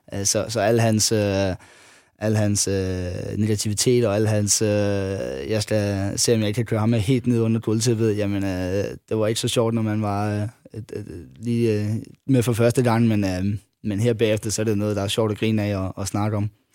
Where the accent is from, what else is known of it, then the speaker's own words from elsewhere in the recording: Funen, Southern Denmark, Denmark; at jeg var fynbo